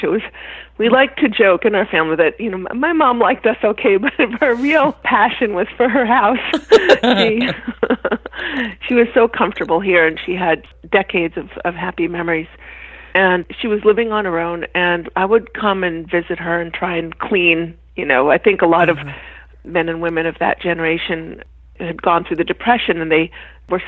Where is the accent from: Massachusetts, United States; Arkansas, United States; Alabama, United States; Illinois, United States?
Massachusetts, United States; Boston; moved away as an adult; also born or lived in New York; now in Boston, United States; I grew up in Boston, Massachusetts.